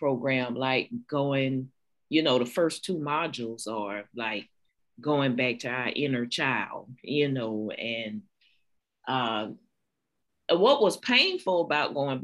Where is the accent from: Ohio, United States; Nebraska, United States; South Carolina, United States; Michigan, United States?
South Carolina, United States; I'm from South Carolina, born and raised, 46, a librarian, academic librarian